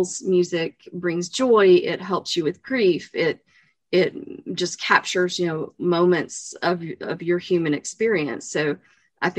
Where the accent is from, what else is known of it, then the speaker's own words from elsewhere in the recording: East Tennessee, United States; I grew up obviously in East Tennessee